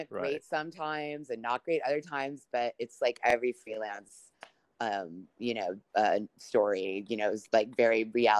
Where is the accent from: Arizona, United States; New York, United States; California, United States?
New York, United States; when I was growing up in New York, you know, my parents were divorced